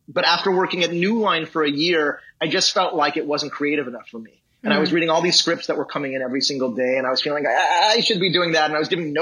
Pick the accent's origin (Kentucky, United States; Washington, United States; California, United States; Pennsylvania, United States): California, United States; Los Angeles; I grew up in Los Angeles